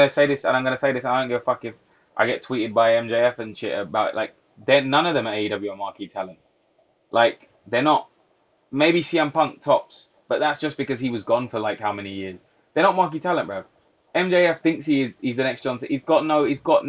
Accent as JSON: {"language": "English", "country": "United Kingdom", "said": "We're British"}